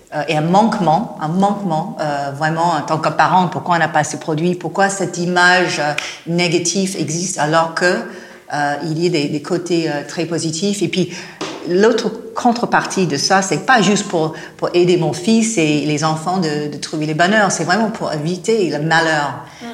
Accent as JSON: {"language": "French", "town": "Los Angeles", "region": "California", "country": "United States", "accent": "American", "second_language": "French", "moved": "as an adult", "lives_now": "France", "said": "je viens de Los Angeles"}